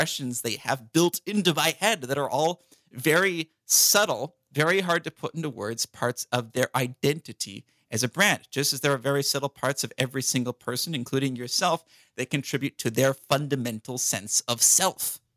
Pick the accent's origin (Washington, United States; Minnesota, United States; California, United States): California, United States; I'm American. I'm from California